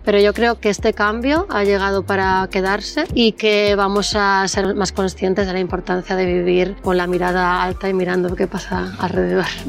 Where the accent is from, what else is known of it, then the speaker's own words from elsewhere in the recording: Barcelona, Catalonia, Spain; soy de Barcelona y soy la cofundadora de Tienes Sal